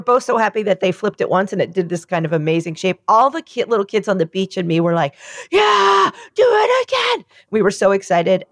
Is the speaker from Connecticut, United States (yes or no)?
no; New York, United States; I'm from New York